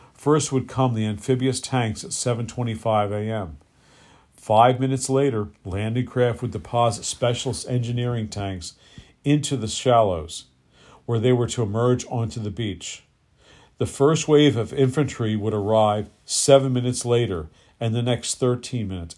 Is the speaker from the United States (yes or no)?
yes; United States; being American